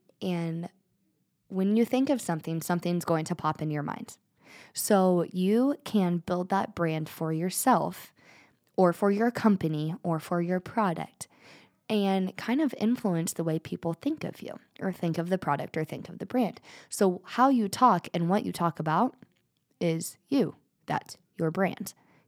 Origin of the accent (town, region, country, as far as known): United States; born or raised there